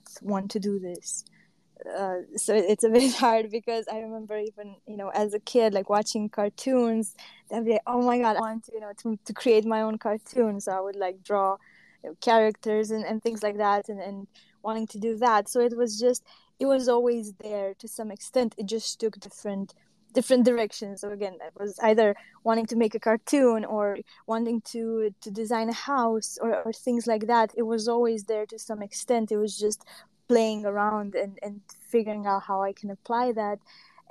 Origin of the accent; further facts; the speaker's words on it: Transylvania, Romania; now in Denmark; I'm from Romania, but I came here